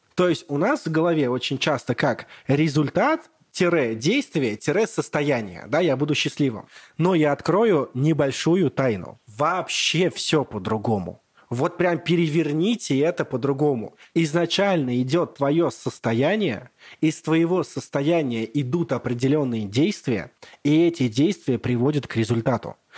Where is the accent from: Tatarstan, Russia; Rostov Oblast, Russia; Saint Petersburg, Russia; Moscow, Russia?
Tatarstan, Russia; Bugulma; я родом с Бугульмы, с маленького городка